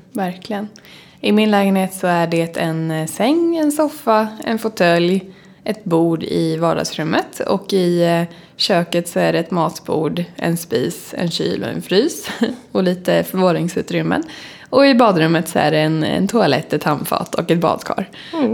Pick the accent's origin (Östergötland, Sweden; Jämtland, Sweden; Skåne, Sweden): Östergötland, Sweden; Åtvidaberg; moved away as an adult; now in Stockholm, Sweden